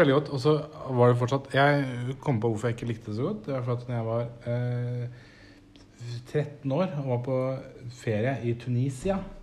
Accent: Nesodden, Akershus, Norway; Det kaller vi for dragegrass hjemme på Nesodden

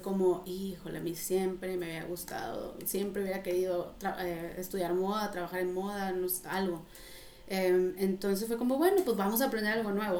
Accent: Reynosa, Tamaulipas, Mexico; moved away as an adult; also born or lived in Monterrey, Mexico / France; Yo soy originaria de Reynosa

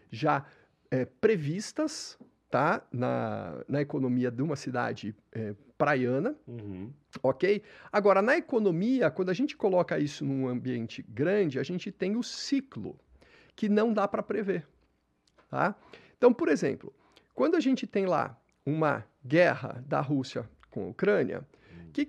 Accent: Santos, São Paulo, Brazil; Sou nascido em Santos.

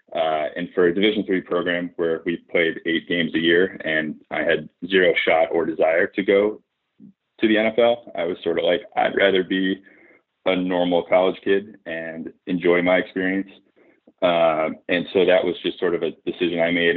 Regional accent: Hartford, Connecticut, United States; moved away as an adult; also born or lived in Boston, Massachusetts / Upper West Side, Manhattan, New York; I grew up in New England. So born in Boston. Uh, childhood outside of Hartford, Connecticut

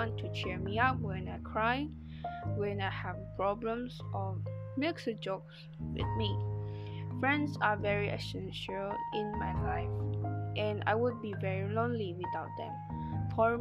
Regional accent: Sarawak, Malaysia; moved away; meet my family this year and celebrate Christmas Eve together in my hometown in Sarawak.

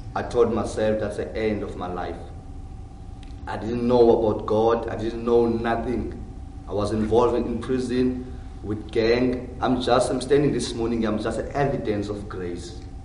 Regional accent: Cape Town, Western Cape, South Africa; also born or lived in Johannesburg; I was born in Johannesburg. Yeah, but I moved when I was young in Cape Town. So almost of my life was spent inside of Cape Town.

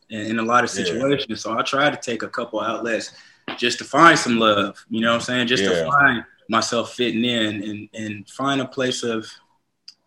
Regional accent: Stockton, California, United States; Born and raised in Stockton, California

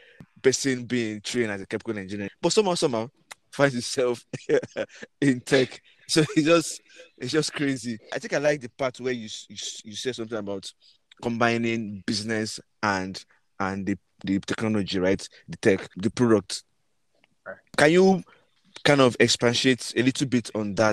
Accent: Nigeria; we grew up in Nigeria.

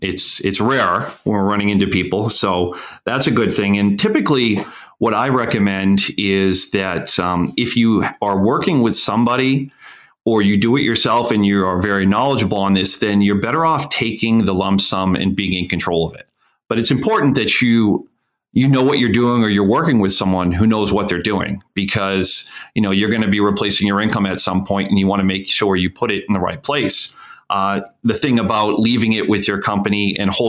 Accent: Portland, Maine, United States; I grew up in Portland area. Went to Bonnie Eagle. And so I'm a southern Maine guy

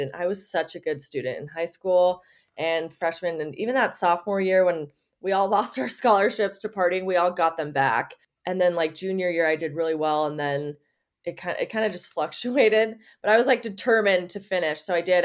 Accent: Las Vegas, Nevada, United States; also born or lived in Reno, Nevada; I was born in Vegas, and I got a scholarship to University of Nevada, Reno

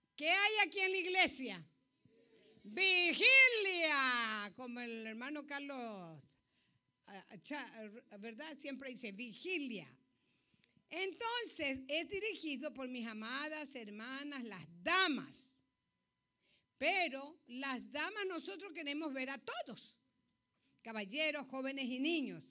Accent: Ecuador; moved away; Soy ecuatoriana

